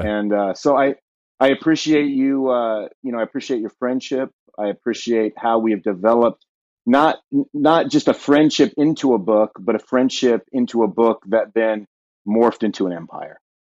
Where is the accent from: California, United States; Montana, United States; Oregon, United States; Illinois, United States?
California, United States; Southern; moved away as an adult; now in Ashland, United States; born and raised in Southern California, then, uh, relocated to Ohio almost twelve years ago